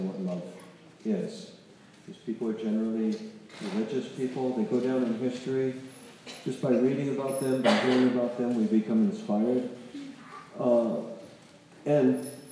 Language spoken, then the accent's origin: English; North Carolina, United States; I'm from North Carolina